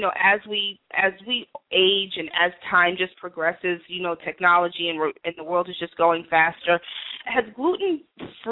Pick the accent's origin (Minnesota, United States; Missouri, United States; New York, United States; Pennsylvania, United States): New York, United States; New York City; I grew up in Greenwich Village in the city